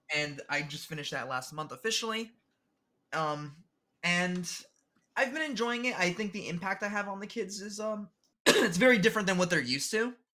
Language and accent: English; New Jersey, United States; I'm born and raised in New Jersey in the United States